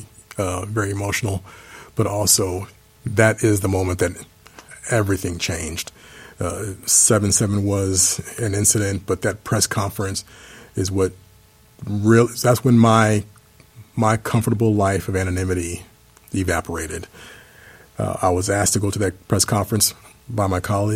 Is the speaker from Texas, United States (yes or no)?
yes; Dallas, Texas, United States; my hometown